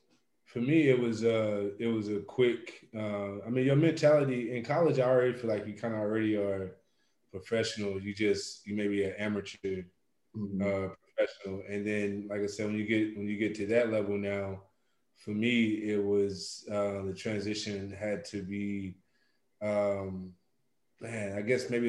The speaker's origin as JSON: {"language": "English", "region": "the South", "country": "United States", "tie": "born or raised there", "said": "And for me, it was always kind of early on, especially growing up in the South, the way I grew up at it, whatnot."}